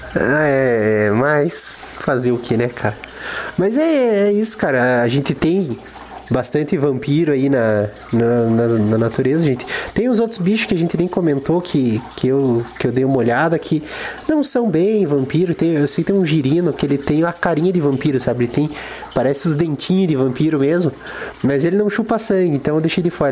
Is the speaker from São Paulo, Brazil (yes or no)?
no; interior of Paraná, Brazil; a gente é do interior do Paraná, Guarapuava não é uma cidade tão grande e eu ainda sou mais do interior ainda.